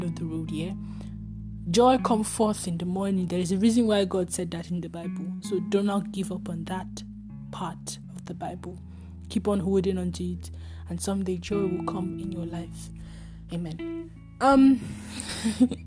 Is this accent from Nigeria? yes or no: yes; Nigeria; I'm a Nigerian student